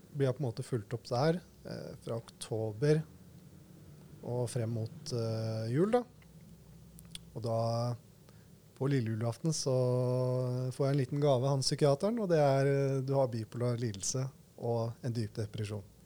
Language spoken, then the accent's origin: Norwegian; Skien, Telemark, Norway; moved away as an adult; also born or lived in Oslo; jeg bestemte meg for å heller være mer hjemme i Skien enn å være i Oslo på den tiden